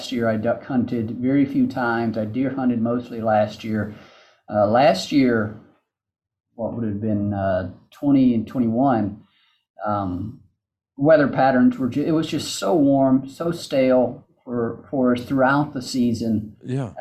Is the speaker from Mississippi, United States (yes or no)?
yes; Mississippi, United States; moved away as an adult; now in Memphis, United States; I grew up in Mississippi